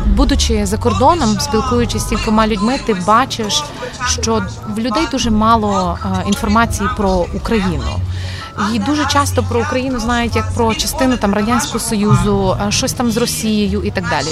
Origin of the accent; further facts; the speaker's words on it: Ternopil, Ternopil Oblast, Ukraine; moved away as an adult; also born or lived in Kyiv / Oxford; в тому самому Тернополі, так звідки я родом